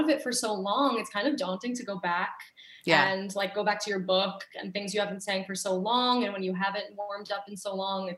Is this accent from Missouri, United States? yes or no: no; Mineola, New York, United States; moved away as an adult; now in New York City, United States; Growing up on Long Island, like I always was in Manhattan often